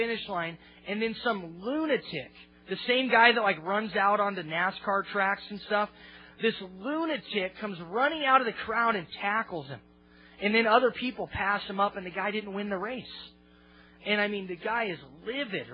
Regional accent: Olympia, Washington, United States; my hometown, Olympia

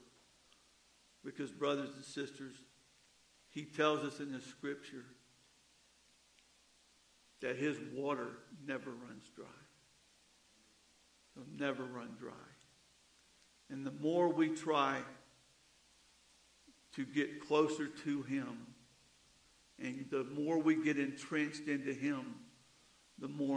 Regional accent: the South, United States; Growing up in the South, along the riverbanks

